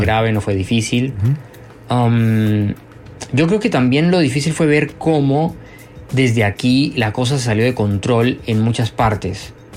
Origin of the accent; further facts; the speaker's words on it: Bogotá, Colombia; moved away as an adult; now in Beijing, China; yo vengo de Bogotá